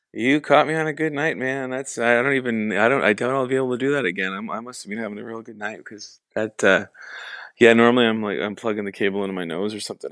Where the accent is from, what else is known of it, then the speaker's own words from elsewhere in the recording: Canada; being Canadian